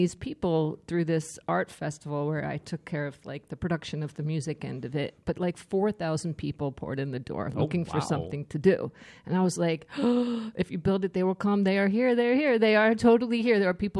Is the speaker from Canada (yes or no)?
no; Staten Island, New York, United States; Yes, I'm from Staten Island, by the way.